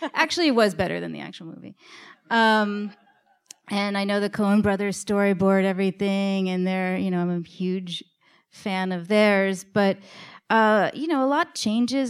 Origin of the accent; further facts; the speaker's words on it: New York City, New York, United States; my co-writer, Liz, and I grew up in New York City in the nineties.